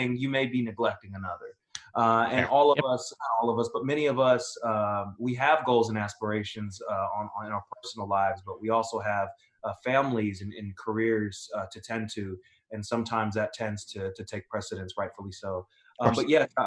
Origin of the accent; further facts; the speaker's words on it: Georgia, United States; I grew up in Georgia